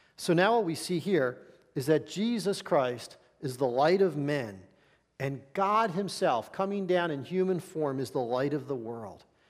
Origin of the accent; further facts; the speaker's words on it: Philadelphia, Pennsylvania, United States; I was born in Philadelphia, raised in this area